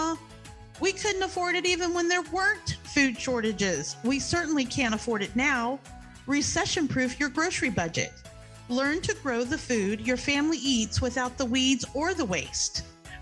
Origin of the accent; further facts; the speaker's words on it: New Jersey, United States; now in Florida, United States; we come from New Jersey, which is just over the river from Philadelphia